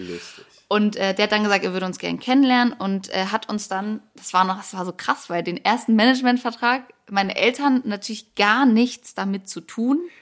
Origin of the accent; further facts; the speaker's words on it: Hamburg, Germany; ich komme ja eigentlich aus Hamburg